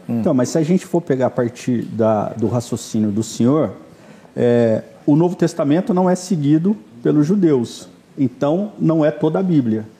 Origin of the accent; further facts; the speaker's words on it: Campinas, São Paulo, Brazil; eu sou de Campinas